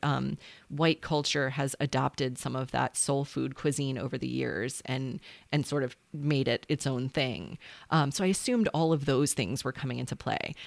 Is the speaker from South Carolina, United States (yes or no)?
yes; South Carolina, United States; I'm a South Carolinian